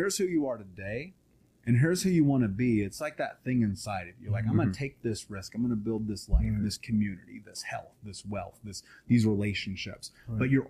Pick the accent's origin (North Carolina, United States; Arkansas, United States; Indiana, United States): Indiana, United States; Indianapolis; I grew up in Indianapolis.